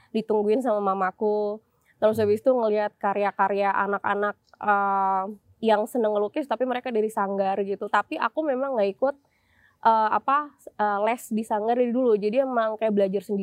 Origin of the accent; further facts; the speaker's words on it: Semarang, Central Java, Indonesia; now in Yogyakarta, Indonesia; Aku besarnya di Semarang, Mas.